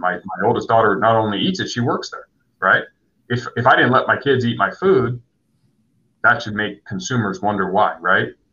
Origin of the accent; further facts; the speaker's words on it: San Diego, California, United States; I grew up here though, so this is home